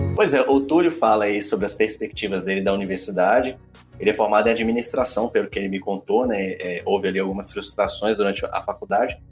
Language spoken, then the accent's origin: Portuguese; Caratinga, Minas Gerais, Brazil; de Minas Gerais, de Caratinga, minha, minha terra